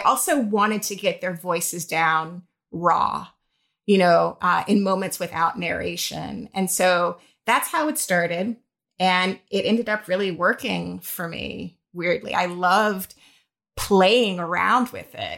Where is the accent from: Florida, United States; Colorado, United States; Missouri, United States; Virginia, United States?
Florida, United States; Jacksonville; now in New York, United States; I'm originally from Jacksonville, Florida